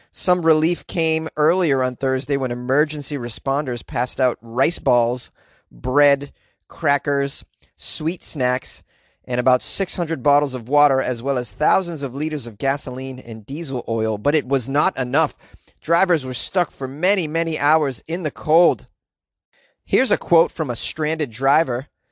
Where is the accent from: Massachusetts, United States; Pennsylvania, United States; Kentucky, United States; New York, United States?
Massachusetts, United States; New England; moved away as an adult; now in Southern California, United States; I'm from New England, and I had to deal with snowfall for the majority of my life